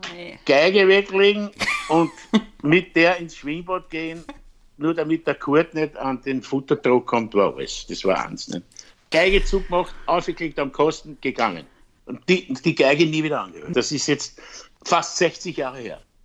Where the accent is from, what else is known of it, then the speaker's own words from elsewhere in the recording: Vienna, Austria; also born or lived in Styria; Meine Wurzeln sind in der Steiermark, beziehungsweise in Wien, da bin ich geboren